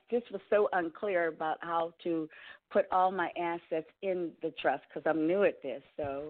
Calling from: Pennsylvania, United States; I'm calling from Pennsylvania.

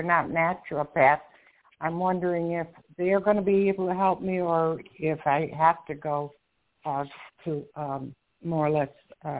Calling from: Florida, United States; I'm calling from Florida.

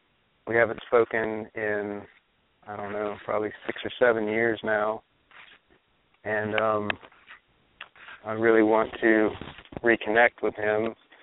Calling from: Starkville, Mississippi, United States; I'm calling from Starkville, Mississippi.

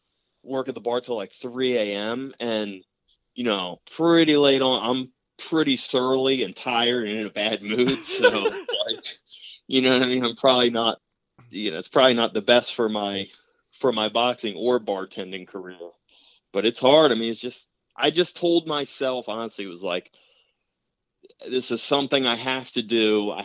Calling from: Maryland, United States; I'm down in Maryland.

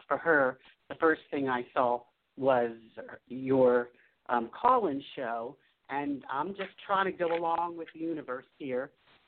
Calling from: Taos, New Mexico, United States; Well, presently I'm in Taos, New Mexico.

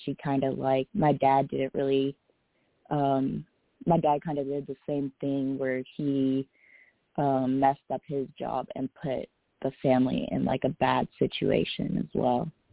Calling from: Bay Area, California, United States; I'm calling from the Bay Area

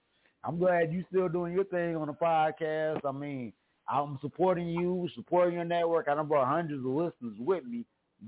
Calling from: Mesa, Arizona, United States; Hey, I'm calling in from Sunny Mesa, Arizona.

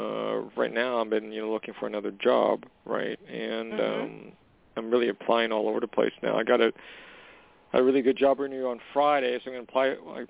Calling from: Canada; Hey, Jorianne. It's … from Canada.

